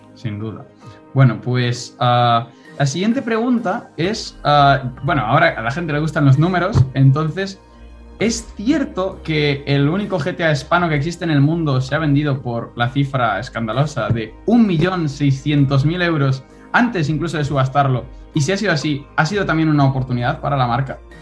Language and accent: Spanish; Spain; moved away as an adult; also born or lived in Vigo / Málaga; now in London, United Kingdom; nosotros como estudiantes españoles